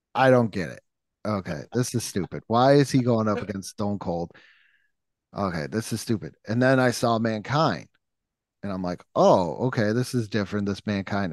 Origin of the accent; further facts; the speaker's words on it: Western New York, United States; I grew up in Western New York